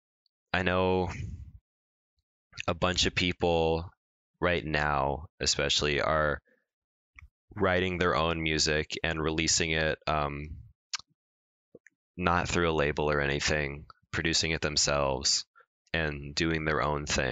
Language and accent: English; Long Beach, California, United States; I'm from Long Beach, California